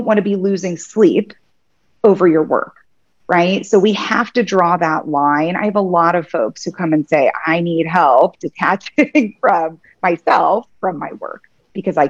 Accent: Kansas City, United States; moved away as an adult; also born or lived in San Diego; I'm in Kansas City now. This is my hometown. I left Kansas when I went to law school

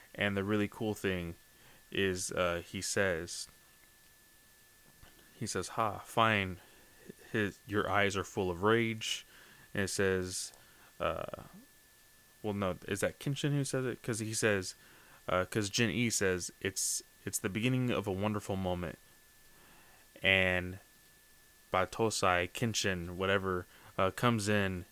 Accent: United States; me as an American

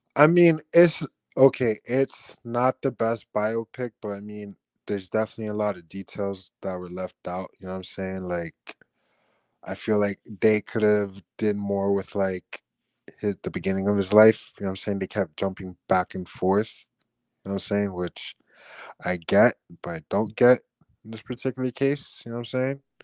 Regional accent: Miami, Florida, United States; accent: Chico Miami accent; I grew up in the Chico part of Miami

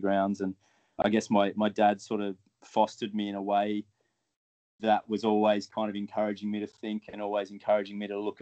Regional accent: Australia; moved away as an adult; also born or lived in New Zealand / Ireland; now in United Kingdom; I grew up in Australia

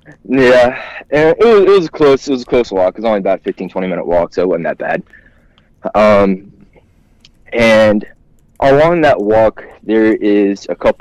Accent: Georgia, United States; Yeah, so I grew up hunting in South Georgia.

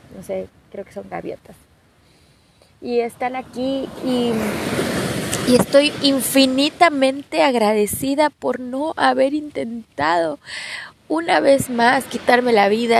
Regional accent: Ciudad Victoria, Tamaulipas, Mexico; Victoria, Tamaulipas, de donde soy yo

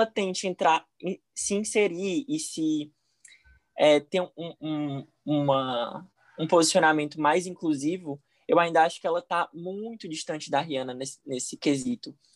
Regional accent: Fortaleza, Ceará, Brazil; sou de Fortaleza, Ceará

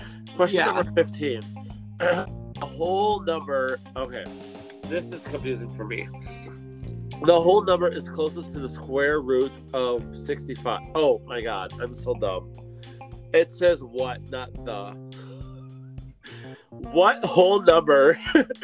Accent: Ellsworth, United States; we are from Ellsworth.

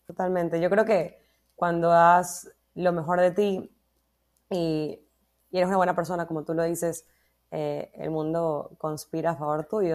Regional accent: Ecuador

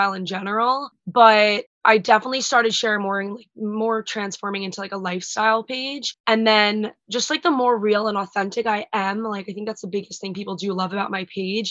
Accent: Long Island, New York, United States; also born or lived in Delaware; I'm from Long Island, New York

